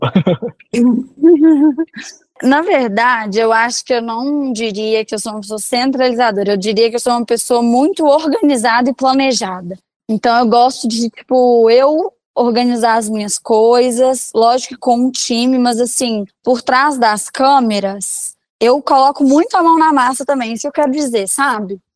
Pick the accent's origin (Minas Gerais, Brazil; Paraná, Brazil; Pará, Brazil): Minas Gerais, Brazil; Belo Horizonte; also born or lived in Divinópolis, Minas Gerais; Eu sou de Divinópolis, Minas Gerais, mas eu morei minha vida toda em Belo Horizonte.